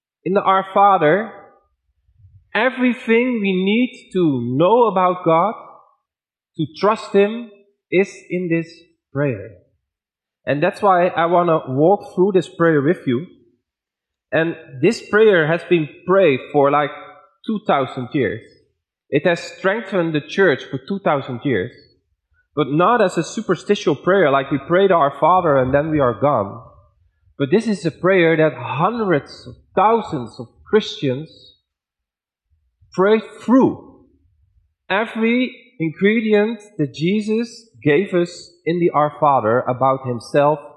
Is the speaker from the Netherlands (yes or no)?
yes; Netherlands; accent: Dutch; English is a second language; now in Dordrecht, Netherlands; I was teaching in Ethiopia with a very strong Dutch accent and very poor English grammar